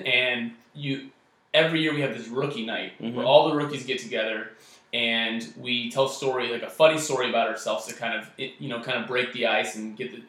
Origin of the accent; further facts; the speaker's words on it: Goleta, California, United States; I grew up in Santa Barbara, actually specifically Goleta, which is kind of like the suburb area down in Santa Barbara, for any of those that are familiar. And, you know, it was kind of your typical kind of middle class neighborhood growing up around there.